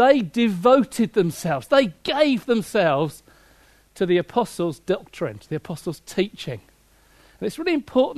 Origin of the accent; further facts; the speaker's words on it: Hastings, South East England, United Kingdom; my hometown of Hastings, where I grew up on the south coast